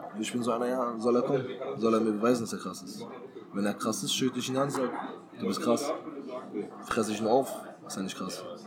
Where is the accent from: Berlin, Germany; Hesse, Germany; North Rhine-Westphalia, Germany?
Berlin, Germany; moved away; also born or lived in Halle; Ich komme aus Berlin